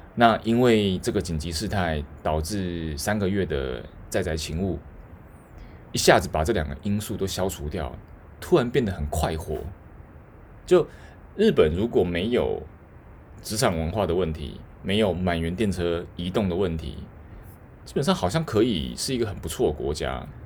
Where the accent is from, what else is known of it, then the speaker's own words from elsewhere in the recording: Taiwan; now in Tokyo, Japan; 我最想做的就是回台湾，就是我可能真的想要回台湾一趟，然后去看看我的家人